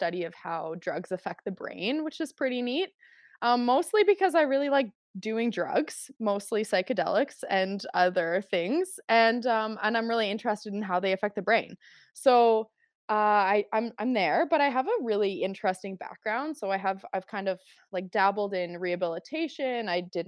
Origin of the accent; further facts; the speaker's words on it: Calgary, Alberta, Canada; Like I grew up in Calgary. I grew up in like, you know, Northwest Calgary.